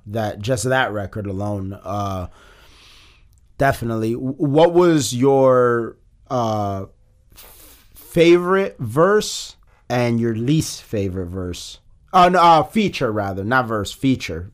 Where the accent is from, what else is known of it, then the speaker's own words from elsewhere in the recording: Chicago, Illinois, United States; I'm from Chicago